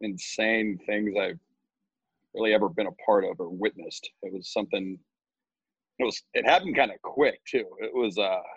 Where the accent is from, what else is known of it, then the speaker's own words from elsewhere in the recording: Columbus, Ohio, United States; I'm from Columbus as well.